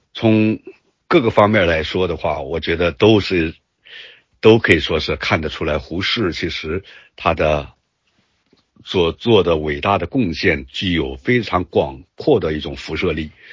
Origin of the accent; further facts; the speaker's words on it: Yantai, Shandong, China; 我的家乡烟台市